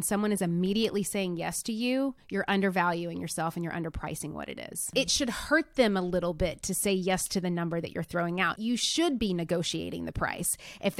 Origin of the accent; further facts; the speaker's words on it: Nashville, Tennessee, United States; I'm from Nashville, Tennessee, actually originally from a really small town in Tennessee, and come from just a very blue collar working family.